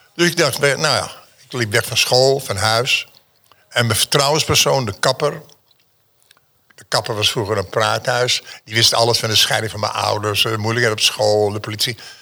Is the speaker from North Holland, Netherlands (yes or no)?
yes; Amsterdam, North Holland, Netherlands; born or raised there; also born or lived in Schwarzenbach an der Saale, Germany